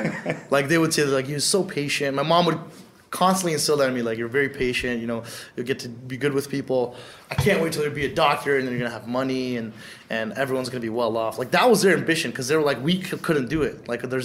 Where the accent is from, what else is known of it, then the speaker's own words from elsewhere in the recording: Canada; English is a second language; I didn't know a lick of English.